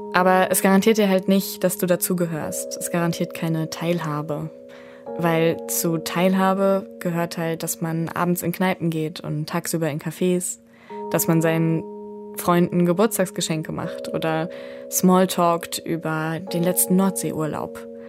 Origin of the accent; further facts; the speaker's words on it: Ruhr area, North Rhine-Westphalia, Germany; Ich bin im Ruhrgebiet aufgewachsen, in einer Plattenbausiedlung